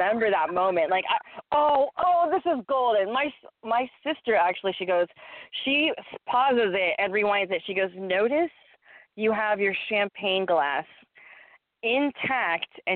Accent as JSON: {"language": "English", "region": "Texas", "country": "United States", "said": "I sound like from Texas. I'm from Texas"}